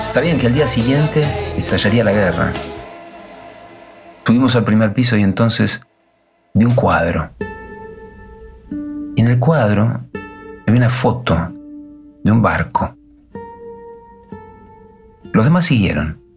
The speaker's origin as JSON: {"language": "Spanish", "town": "Villa Lynch", "region": "Buenos Aires", "country": "Argentina", "tie": "born or raised there", "said": "En 1952, por razones familiares, emigramos a la Argentina mi infancia en Villa Lynch la pasé entre la escuela y la calle."}